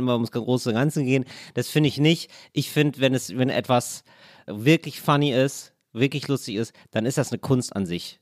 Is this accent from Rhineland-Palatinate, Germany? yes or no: no; Duisburg, North Rhine-Westphalia, Germany; also born or lived in Trier; Ich bin ja geboren in Duisburg und das ist die Stadt, wo Ruhrgebiet und Niederrhein aufeinanderstoßen.